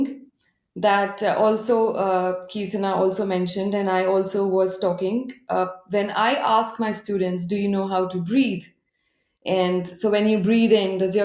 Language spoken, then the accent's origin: English; India; moved away as an adult; now in Japan; as an Indian